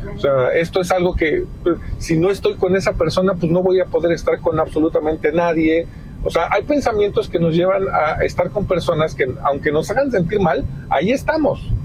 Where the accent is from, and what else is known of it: Mexico